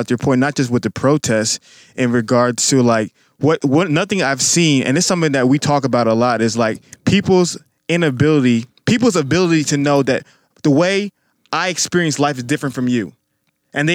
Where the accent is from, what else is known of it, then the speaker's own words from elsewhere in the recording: Atlanta, Georgia, United States; also born or lived in Staten Island, New York; now in Houston, United States; I grew up in Atlanta.